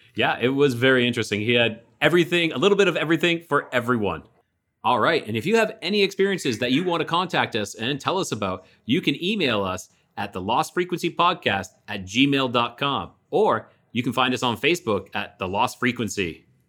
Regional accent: Calgary, Alberta, Canada; moved away; I'm originally from, uh, Alberta, the province of Alberta

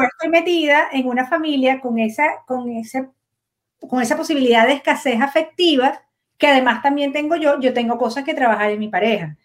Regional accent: Caracas, Capital District, Venezuela; nací en Caracas

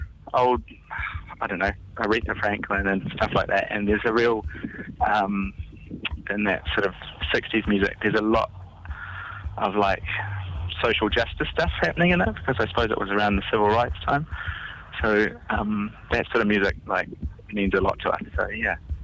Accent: Indonesia; now in New Zealand; I grew up in Indonesia

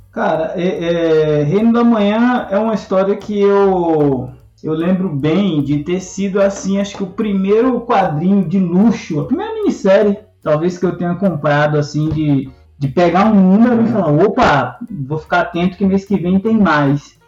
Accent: Salvador, Bahia, Brazil; moved away; cresci em Salvador, na periferia de Salvador

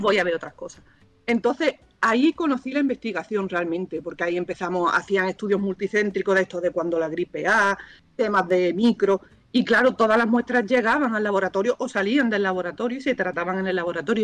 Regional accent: Cádiz, Andalusia, Spain; also born or lived in Granada; yo iba a mi pueblo, yo soy de Cádiz.

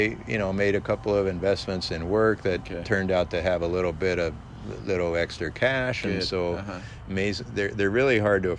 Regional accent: Detroit, Michigan, United States; born there; And so that's why I was born in Detroit, and my brother too.

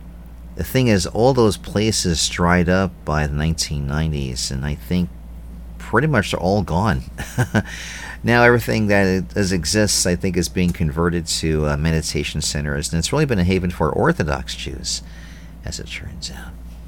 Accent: New York City, New York, United States; growing up in New York City

